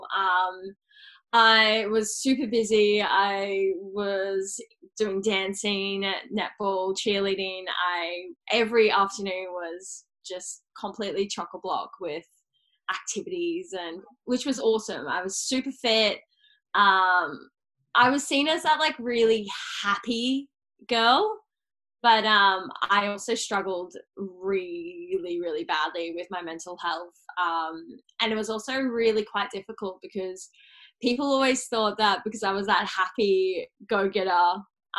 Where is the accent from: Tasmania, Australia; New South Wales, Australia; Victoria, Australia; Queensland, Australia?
Queensland, Australia; Cairns; moved away as an adult; now in Sunshine Coast, Australia; I am originally from Cairns, but I now live on the Sunshine Coast.